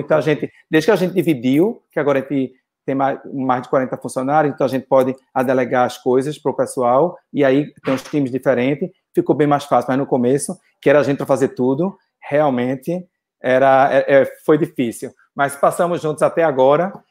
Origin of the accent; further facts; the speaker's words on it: Brazil; moved away as an adult; Eu sei no Brasil, eu já montei casa no Brasil, já fiz outra coisa, trabalhei no Brasil